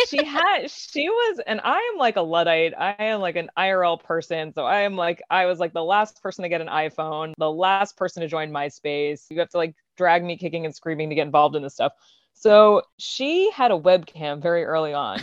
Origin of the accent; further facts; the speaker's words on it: Long Island, New York, United States; now in New York City, United States; I am from Long Island, like, thirty minutes outside the city